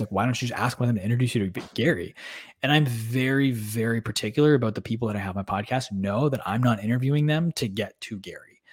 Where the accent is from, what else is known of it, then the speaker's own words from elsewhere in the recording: Canada; we're just Canadian kids